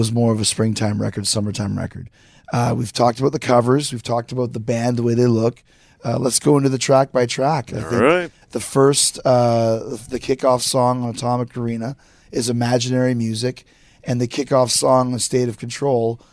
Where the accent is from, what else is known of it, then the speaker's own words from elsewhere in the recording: Winnipeg, Manitoba, Canada; growing up in Winnipeg